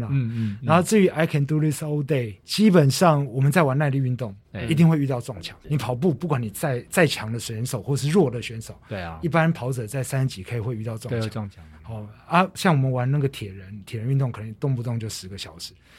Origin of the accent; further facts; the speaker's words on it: Taiwan; 可能我我们台湾人平常比较耐热，然后那一场来的老外刚好没那么没那么耐热